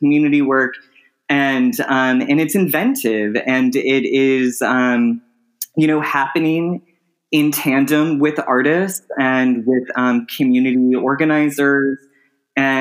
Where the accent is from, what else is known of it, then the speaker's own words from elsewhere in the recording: Chicago, Illinois, United States; I'm from Chicago, and that's kind of where I really kind of was brought up in my formative years